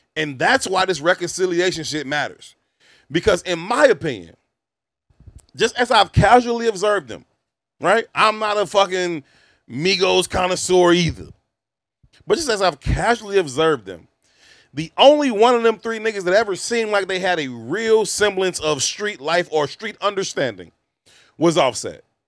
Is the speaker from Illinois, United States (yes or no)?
yes; Chicago, Illinois, United States; I'm not from Oblock. It's five minutes from my crib